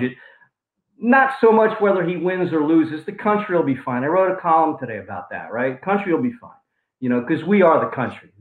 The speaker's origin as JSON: {"language": "English", "town": "Levittown", "region": "Pennsylvania", "country": "United States", "said": "I'm from Levittown"}